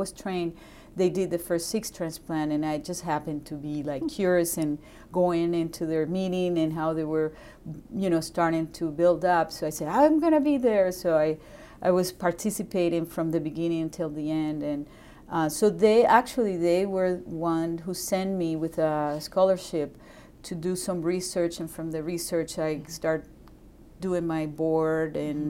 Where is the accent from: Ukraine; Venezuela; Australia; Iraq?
Venezuela; English is a second language; moved away as an adult; also born or lived in Boston; now in United States; I'm from Venezuela